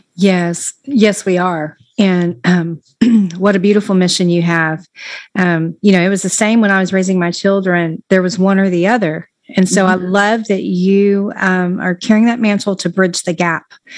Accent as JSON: {"language": "English", "region": "Texas", "country": "United States", "moved": "yes", "lives_now": "Florida, United States", "said": "I'm a Texan and I uh, always have been"}